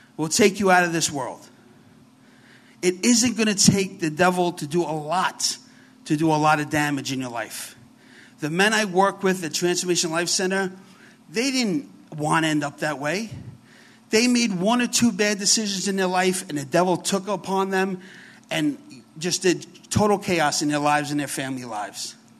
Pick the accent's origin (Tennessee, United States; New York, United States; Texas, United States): New York, United States; New York City; accent: New York; We are from New York. So if I talk kind of funny, I got a real New York accent. I'm from the Bronx, so it's very heavy.